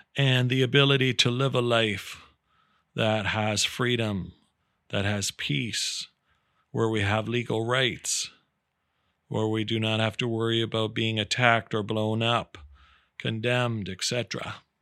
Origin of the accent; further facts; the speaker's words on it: Canada; I'm so proud as a Canadian